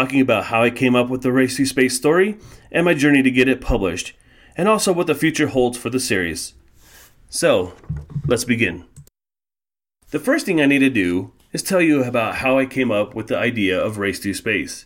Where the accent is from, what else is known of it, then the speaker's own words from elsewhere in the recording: Colorado, United States; I was born and raised in Colorado